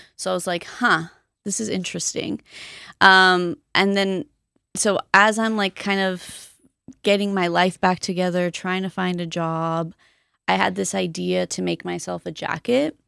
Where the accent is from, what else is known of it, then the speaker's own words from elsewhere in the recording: Colton, California, United States; also born or lived in Boyle Heights, Los Angeles; I grew up mostly in Colton